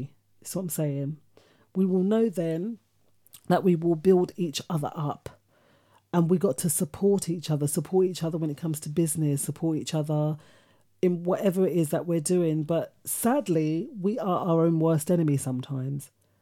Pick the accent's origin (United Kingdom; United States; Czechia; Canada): United Kingdom; London; we grew up on in Hackney, in an estate somewhere